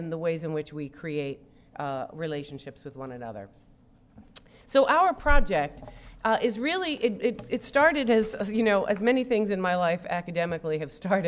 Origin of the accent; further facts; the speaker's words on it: New York, United States; I am from New York and we do everything fast